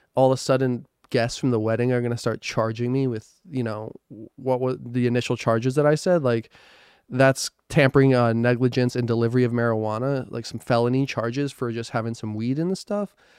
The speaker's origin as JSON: {"language": "English", "region": "New Jersey", "country": "United States", "moved": "yes", "said": "I'm from New Jersey"}